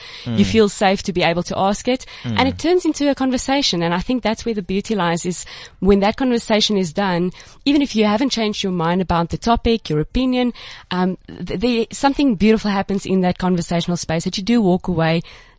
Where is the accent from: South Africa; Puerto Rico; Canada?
South Africa; Cape Town, Western Cape; I'm from Cape Town.